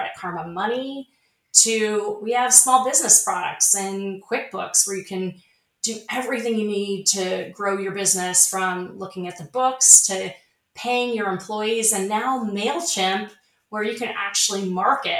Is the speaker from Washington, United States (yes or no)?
yes; Snohomish, Washington, United States; moved away; I spent my formative years in a rural area in Washington State